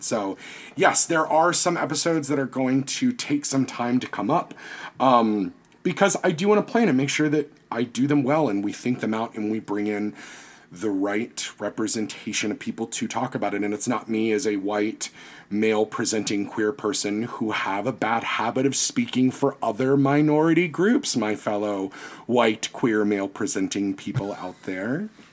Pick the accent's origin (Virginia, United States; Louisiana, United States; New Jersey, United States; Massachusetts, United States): Virginia, United States; I'm from Virginia. We went to Jamestown every year.